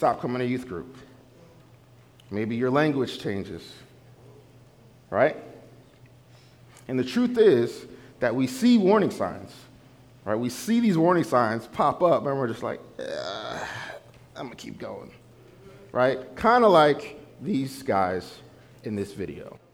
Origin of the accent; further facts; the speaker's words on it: New Jersey, United States; I'm from New Jersey